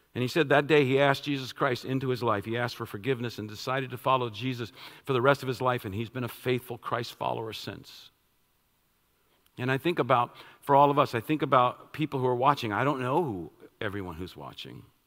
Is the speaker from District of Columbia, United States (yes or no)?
yes; Washington, District of Columbia, United States; I'm from Washington, D.C., I, I, I love all things Washington